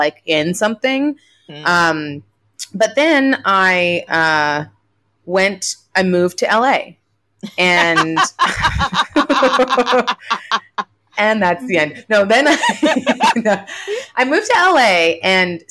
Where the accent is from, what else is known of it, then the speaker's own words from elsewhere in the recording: Canada; moved away as an adult; also born or lived in Nigeria; now in United States; I'm like a Canadian who grew up with like her mom's like French Canadian family